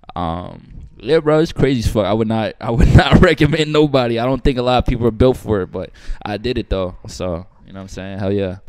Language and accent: English; Amityville, New York, United States; moved away as an adult; now in Los Angeles, United States; I grew up in Long Island, um, New York, Amityville